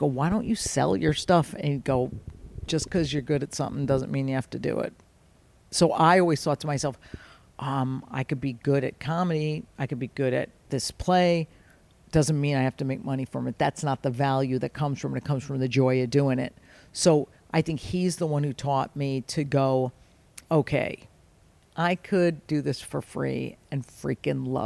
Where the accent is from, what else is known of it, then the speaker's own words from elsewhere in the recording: Fairfield, Connecticut, United States; We're Italian, growing up in Fairfield, Connecticut